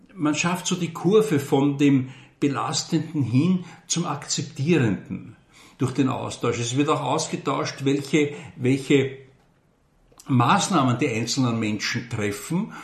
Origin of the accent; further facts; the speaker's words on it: Vienna, Austria; moved away as an adult; now in Burgenland, Austria; ich bin geborener Wiener